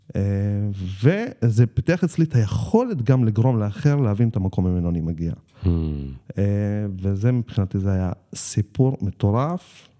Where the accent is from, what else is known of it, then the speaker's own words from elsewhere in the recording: Jatt, Haifa District, Israel; אני גדלתי ביישוב שנקרא ג'ת, זה יישוב שיושב אה, שוכן בין קיבוץ מגל ללהבות חביבה